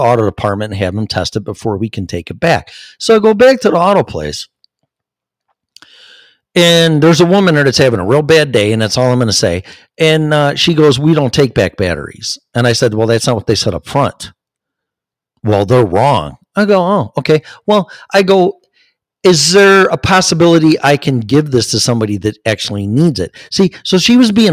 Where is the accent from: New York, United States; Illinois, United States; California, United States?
Illinois, United States; Chicago; I'm from Chicago.